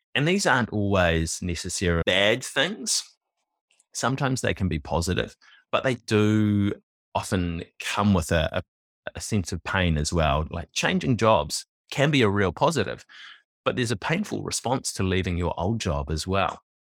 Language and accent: English; New Zealand; I was born in New Zealand in nineteen eighty-three, and like many Kiwi males born around that time and earlier